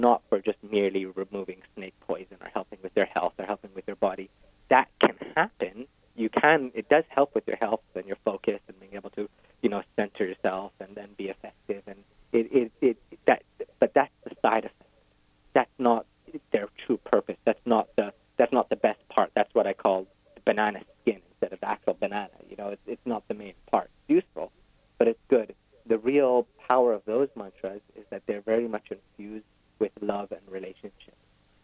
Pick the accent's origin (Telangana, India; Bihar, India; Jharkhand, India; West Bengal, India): West Bengal, India; I grew up in West Bengal, the most likely place in the world to be eaten by a tiger in India.